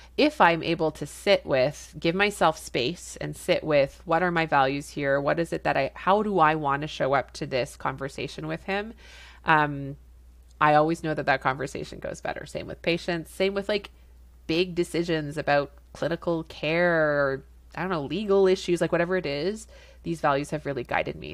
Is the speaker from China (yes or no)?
no; Canada; I'm a Canadian family physician